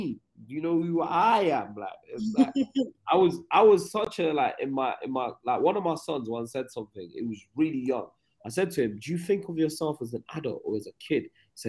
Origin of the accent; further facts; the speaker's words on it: England, United Kingdom; But yeah, and then I went on to apologize and said I was from England.